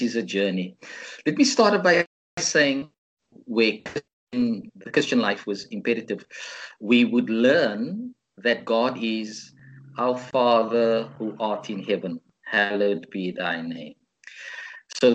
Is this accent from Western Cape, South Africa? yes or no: yes; Cape Town, Western Cape, South Africa; one of the churches I grew up in Cape Town, St. Mark's